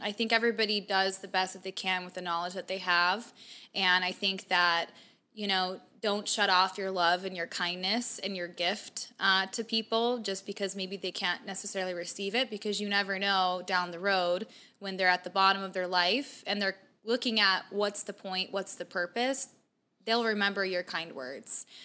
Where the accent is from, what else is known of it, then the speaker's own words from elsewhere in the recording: Mesa, Arizona, United States; I grew up kind of in Mesa, kind of middle class